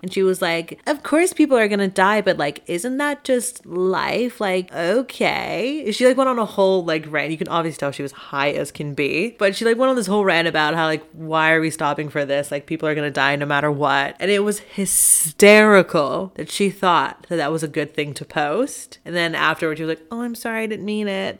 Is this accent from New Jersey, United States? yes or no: no; Texas, United States; I'm from Texas